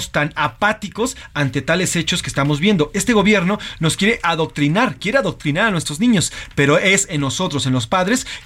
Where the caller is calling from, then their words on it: Hermosillo, Sonora, Mexico; Les saludo eh, … desde Hermosillo y yo como buen norteño tengo mi propuesta para la música de esta semana.